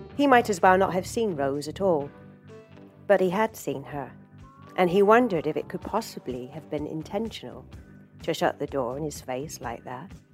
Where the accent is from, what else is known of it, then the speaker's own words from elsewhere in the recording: England, United Kingdom; moved away; as someone who has left their home country, you know, I'm from England originally